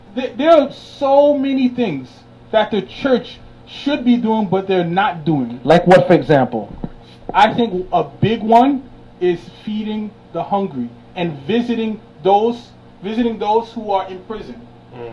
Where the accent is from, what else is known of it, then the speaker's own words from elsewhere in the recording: New York City, New York, United States; I grew up in Brooklyn